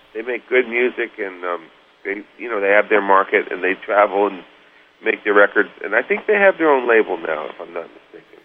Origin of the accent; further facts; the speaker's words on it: suburb of New York, United States; also born or lived in St. Louis, Missouri; we were living uh, in St. Louis, Missouri, and then we moved to New York New York area, actually a suburb of New York